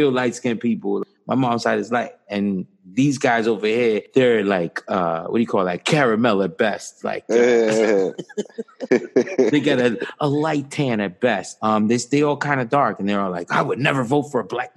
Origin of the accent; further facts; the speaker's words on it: United States; I'm a black man because I grew up in the United States